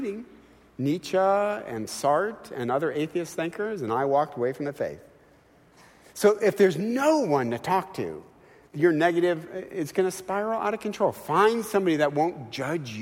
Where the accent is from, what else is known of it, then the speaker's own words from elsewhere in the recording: Midwest, United States; now in California, United States; I'm from the Midwest